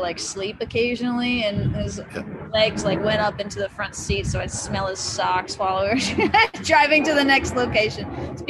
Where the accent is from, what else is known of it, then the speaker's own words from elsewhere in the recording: Massachusetts, United States; also born or lived in Connecticut; now in Nashville, United States; Well, I was born in Western Massachusetts, or actually in Connecticut. Yeah.